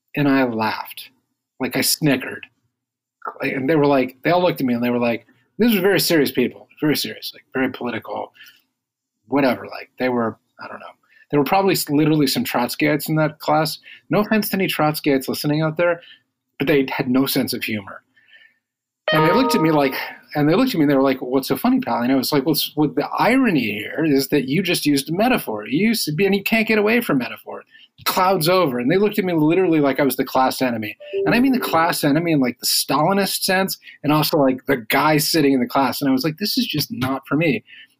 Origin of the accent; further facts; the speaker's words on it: Midwest, United States; now in Washington, DC, United States; so I moved to DC from the Midwest some years ago, and we used to drive back on a fairly regular basis, and it was like 14 hours each way.